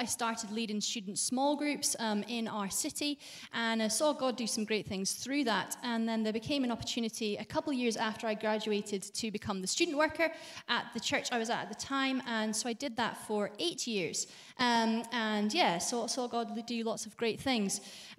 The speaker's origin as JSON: {"language": "English", "country": "Bahrain", "tie": "born there", "also_born_or_lived": "Saudi Arabia", "said": "I was born in Bahrain because my parents were missionaries, so spent some of my childhood in Saudi Arabia as well."}